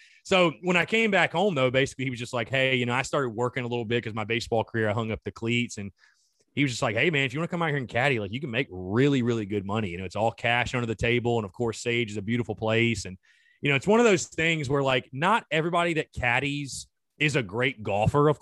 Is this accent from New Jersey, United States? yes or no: no; North Augusta, South Carolina, United States; I'm from like the golf mecca, basically, North Augusta, South Carolina, right by Augusta, Georgia.